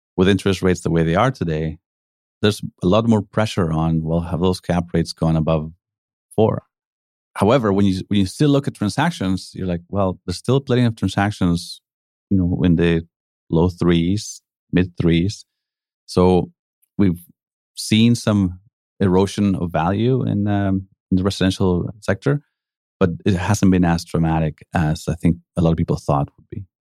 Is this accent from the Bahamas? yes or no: no; Mexico City, Mexico; moved away as an adult; also born or lived in Calgary, Canada / Spain; now in Vancouver, Canada; I grew up in Mexico, uh, came here to university